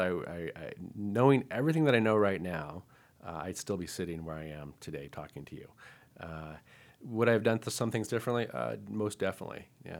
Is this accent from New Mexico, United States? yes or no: yes; Albuquerque, New Mexico, United States; And I remember one time when I was growing up in Albuquerque, and my mom got us into figure skating